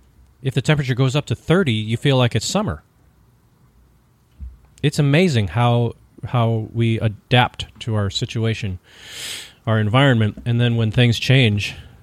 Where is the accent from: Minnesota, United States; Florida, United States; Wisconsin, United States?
Minnesota, United States; moved away; also born or lived in Virginia; Growing up in Minnesota